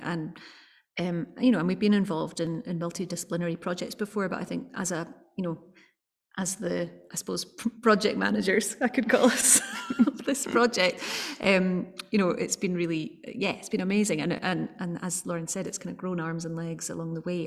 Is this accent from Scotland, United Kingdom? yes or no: yes; Edinburgh, Scotland, United Kingdom; I'm I'm from Edinburgh, but my my family are from Rossshire my mum's side of the family